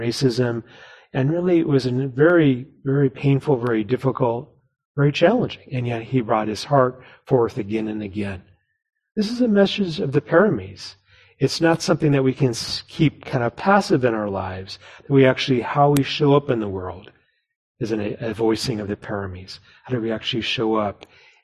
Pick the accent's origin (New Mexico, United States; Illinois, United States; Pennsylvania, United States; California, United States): New Mexico, United States; now in Seattle, United States; where I grew up in New Mexico